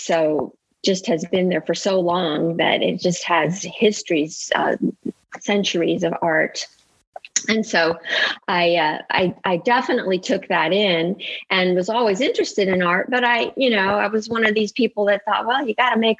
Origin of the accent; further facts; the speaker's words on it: Italy; moved away as an adult; now in United States; because I grew up in Italy to American parents. They're from the Midwest. So I grew up as an American, but in the heart of the Renaissance and art from the Middle Ages.